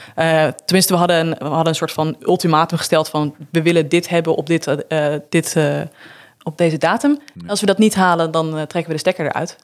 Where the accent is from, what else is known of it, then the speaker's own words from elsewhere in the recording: Netherlands; moved away; als Nederlander